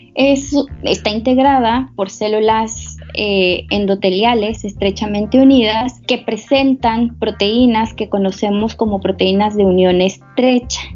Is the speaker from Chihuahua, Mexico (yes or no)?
no; Mexico City, Mexico; moved away as an adult; now in Comalcalco, Mexico; yo soy originaria de la Ciudad de México